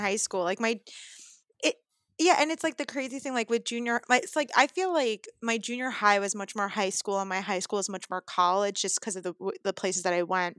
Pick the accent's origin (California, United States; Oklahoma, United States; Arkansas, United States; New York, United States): New York, United States; New York City; I grew up in Brooklyn.